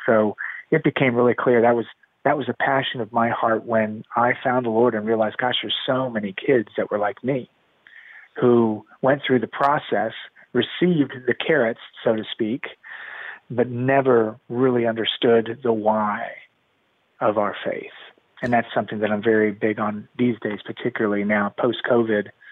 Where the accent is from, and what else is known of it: Miami, Florida, United States; born or raised there; also born or lived in Colombia / Atlanta, Georgia